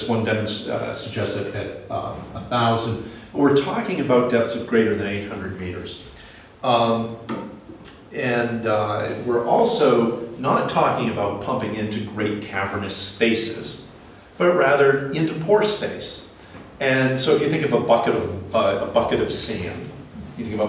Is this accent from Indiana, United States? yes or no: yes; Indiana, United States; I'm from Indiana, and that's right here.